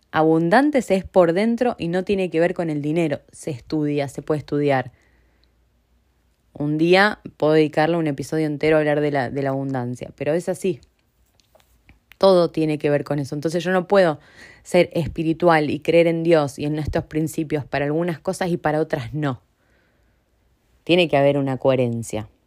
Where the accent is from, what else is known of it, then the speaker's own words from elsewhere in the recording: Argentina; moved away; El otro día yo soy de Argentina y eh, tengo amigos, aunque hace mucho que vivo en otros lugares y que no vivo en Argentina, tengo amigos muy cercanos